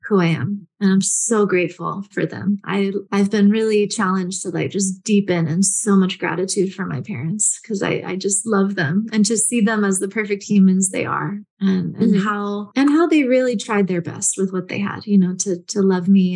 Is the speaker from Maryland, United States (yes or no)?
no; San Francisco, California, United States; I grew up in San Francisco